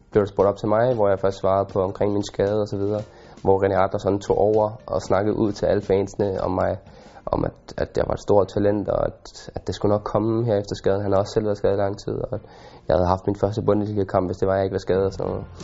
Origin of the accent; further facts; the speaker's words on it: Denmark; now in Germany; som dansker